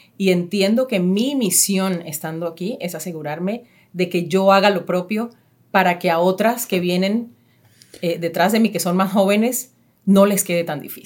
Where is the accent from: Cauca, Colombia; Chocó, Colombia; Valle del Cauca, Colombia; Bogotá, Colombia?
Chocó, Colombia; Istmina; moved away; Ismina, eh, el pueblo donde yo nací